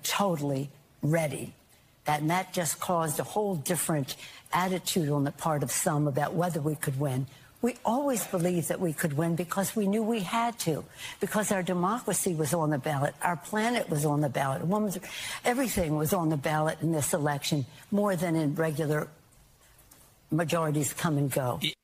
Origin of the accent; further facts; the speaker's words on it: Maryland, United States; now in California, United States; I'm from Maryland originally. I've been in California a long time.